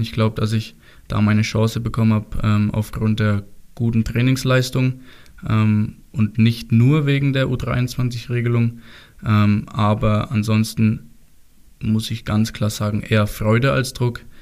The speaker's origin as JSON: {"language": "German", "town": "Steinach", "country": "Germany", "tie": "born or raised there", "said": "Ich bin ein gebürtiger Stenicher, ich komme aus Stenich und nicht auch Steunig."}